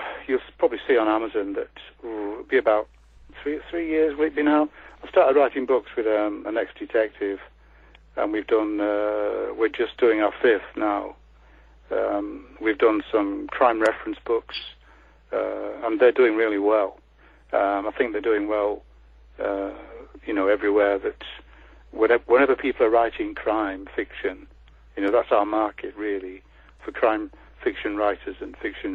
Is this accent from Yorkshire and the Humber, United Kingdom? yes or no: yes; Leeds, Yorkshire and the Humber, United Kingdom; I come from Leeds, as I said, and I've worked in West Yorkshire, so I know just about all the crime scenes